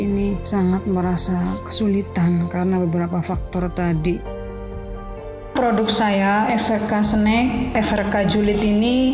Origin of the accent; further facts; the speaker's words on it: Indramayu, West Java, Indonesia; Saya berasal dari Kecamatan Kerangkeng, Kabupaten Indramayu, Umur saya saat ini yaitu 29 tahun.